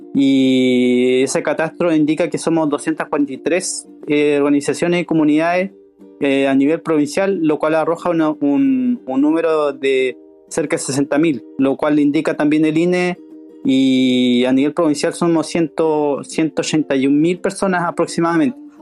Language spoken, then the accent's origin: Spanish; Chiloé, Los Lagos, Chile; nos, sentimos totalmente postergados, no tanto como pueblo cuyiche, sino como chilotes